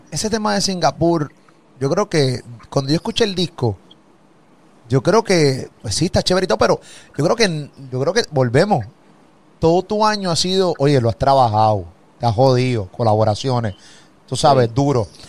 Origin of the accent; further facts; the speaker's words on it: Puerto Rico; de Puerto Rico